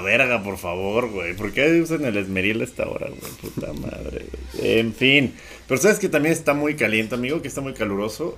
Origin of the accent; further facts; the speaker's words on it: Mexico; Yo tenía un abuelo español, o sea, no nada más soy mexicana, franco-mexicana.